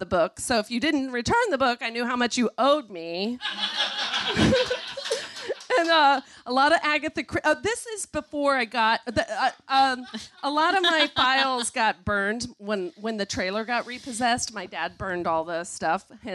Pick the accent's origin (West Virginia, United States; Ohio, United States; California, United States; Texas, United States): Texas, United States; Montgomery; I grew up in South Texas in a town, little town called Montgomery